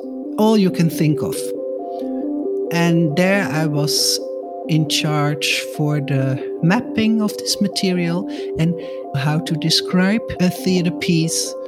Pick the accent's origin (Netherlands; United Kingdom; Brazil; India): Netherlands; Nijmegen, Gelderland; I grew up in Nijmegen, southeast at the German border.